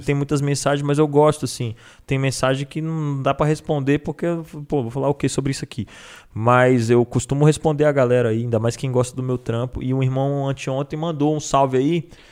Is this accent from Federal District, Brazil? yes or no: yes; Brasília, Federal District, Brazil; now in São Paulo, Brazil; Sou do DF